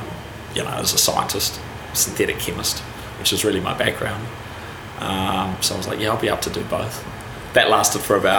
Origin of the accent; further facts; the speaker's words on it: Wellington, New Zealand; also born or lived in Palmerston North; So I'm Wellington. You're a Wellingtonian? Yeah, Wellington High School, Eastern Suburbs.